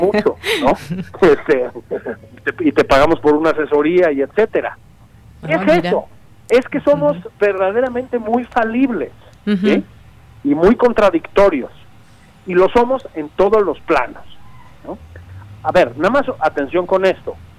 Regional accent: Mexico; todos somos mexicanos

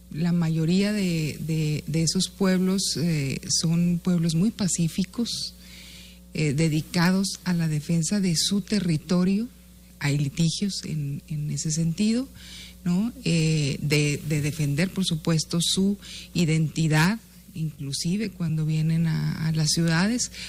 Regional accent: Guachochi, Chihuahua, Mexico; Huachochi, en la tierra eh, donde yo nací

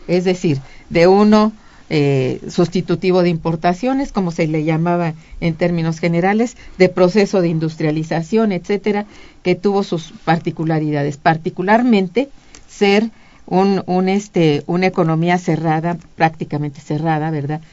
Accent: Mexico

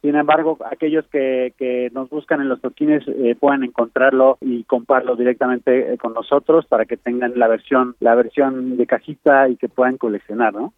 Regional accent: Mexico; vivimos nosotros como jóvenes mexicanos

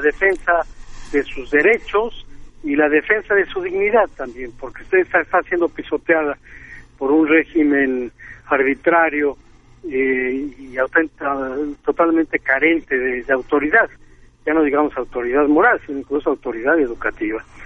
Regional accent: Mexico

